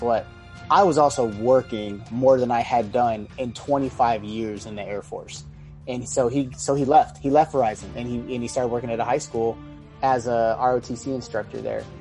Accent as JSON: {"language": "English", "area": "San Francisco Bay Area", "region": "California", "country": "United States", "said": "originally, I'm from the Bay Area, San Francisco Bay Area, California."}